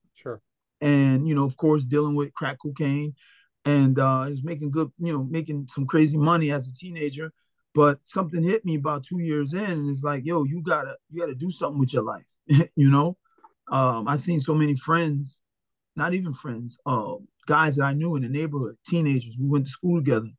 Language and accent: English; Philadelphia, Pennsylvania, United States; i was raised with my mom and my dad in the same household so you know it was great in north philadelphia